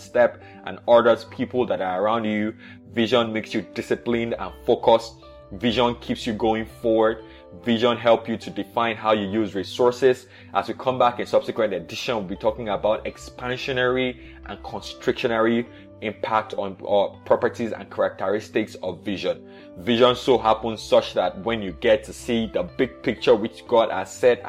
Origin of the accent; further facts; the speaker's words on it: Nigeria; I was born in Nigeria in the 80s